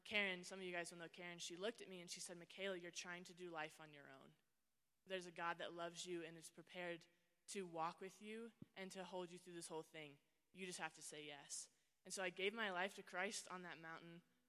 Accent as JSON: {"language": "English", "region": "Oklahoma", "country": "United States", "said": "I'm from Oklahoma, like 500 feet, right?"}